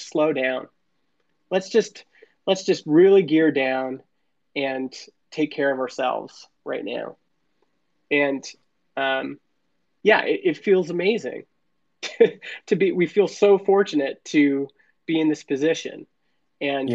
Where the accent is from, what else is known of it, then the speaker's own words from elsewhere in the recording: Canada; I was born in Canada.